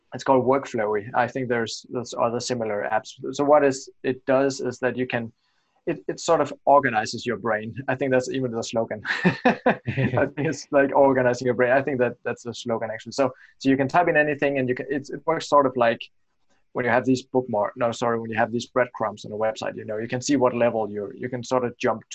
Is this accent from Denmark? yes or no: yes; Denmark; I'm from Denmark and I create websites for the US traffic or US visitors